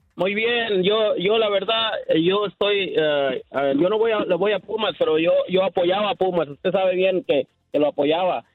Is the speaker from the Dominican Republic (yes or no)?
no; Mexico; yo soy mexicano 100%